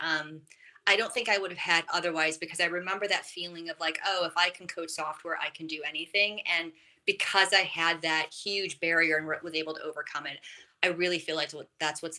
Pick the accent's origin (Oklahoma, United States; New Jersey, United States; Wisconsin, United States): Wisconsin, United States; I'm from Wisconsin